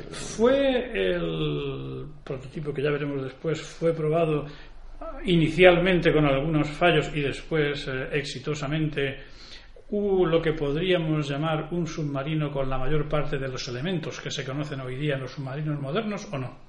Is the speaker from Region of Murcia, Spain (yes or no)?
yes; Campo de Cartagena, Region of Murcia, Spain; yo soy también murciano y de, lo que se llama el campo de Cartagena